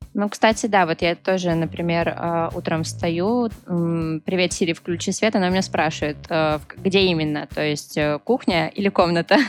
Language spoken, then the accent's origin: Russian; Petrozavodsk, Republic of Karelia, Russia; я, кстати, из Республики Карелия, город Петрозаводск